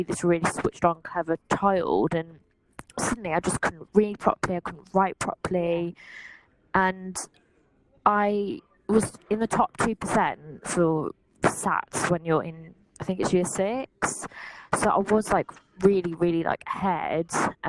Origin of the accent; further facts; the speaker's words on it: West Midlands, United Kingdom; I grew up around Staffordshire. Like, we moved quite a lot, but generally around the West Midlands. And at the minute, I'm living in Stafford, which is a town in Staffordshire.